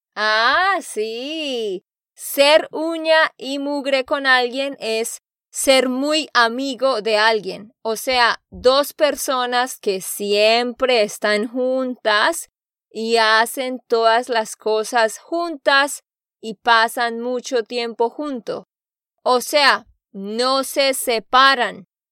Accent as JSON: {"language": "Spanish", "region": "Santander", "country": "Colombia", "said": "de Santander, Colombia."}